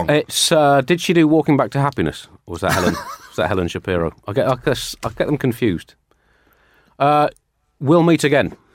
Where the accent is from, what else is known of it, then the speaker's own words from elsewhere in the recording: Newfoundland and Labrador, Canada; born there; uh, I was born in Newfoundland, a very funny place you must visit.